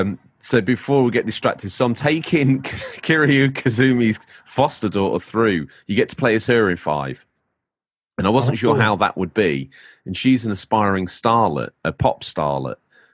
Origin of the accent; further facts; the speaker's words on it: England, United Kingdom; now in New York, United States; You can hear it in my accent when I talk. I'm an Englishman in New York.